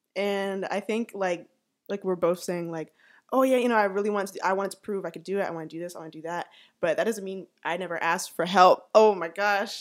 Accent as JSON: {"language": "English", "town": "Atlanta", "region": "Georgia", "country": "United States", "tie": "born or raised there", "also_born_or_lived": "Savannah", "said": "I was born and raised here in Atlanta"}